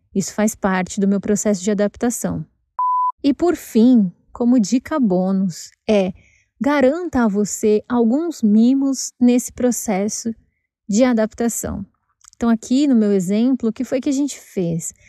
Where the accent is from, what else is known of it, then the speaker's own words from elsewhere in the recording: São Paulo, Brazil; moved away as an adult; esse é o bairro onde eu cresci